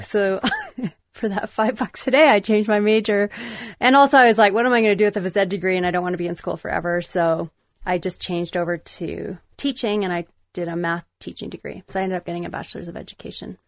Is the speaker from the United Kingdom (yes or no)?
no; Calgary, Alberta, Canada; mostly growing up, it was, I was based in Calgary